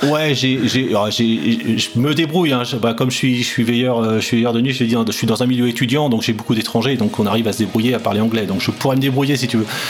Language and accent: French; Rennes, Brittany, France; je suis rennais